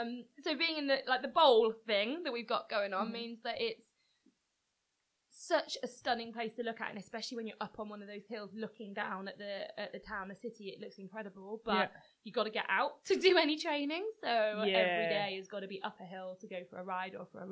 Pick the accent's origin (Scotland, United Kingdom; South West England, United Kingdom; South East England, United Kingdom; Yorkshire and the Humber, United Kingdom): South West England, United Kingdom; Gloucestershire; accent: West Country twang; also born or lived in Bath; So, I'm from Gloucestershire, which is the next county north of where we are now.